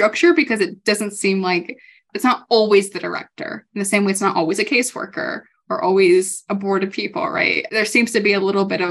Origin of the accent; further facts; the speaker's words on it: California, United States; now in Colorado, United States; I'm from California